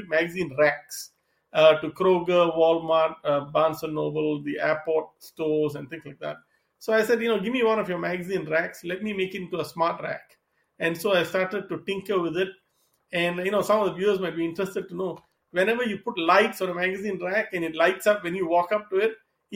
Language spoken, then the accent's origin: English; Singapore; moved away as an adult; also born or lived in East Coast, United States / Seattle / Southern California; now in United States; I'm originally from Singapore. I came to the U.S. to study and then started my career on the East Coast.